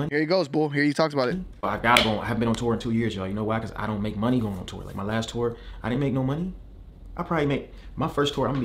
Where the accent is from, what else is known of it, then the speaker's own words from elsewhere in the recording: Michigan, United States; As I followed my dreams since I came from Michigan and I quit my job and I dropped out of college to focus on this career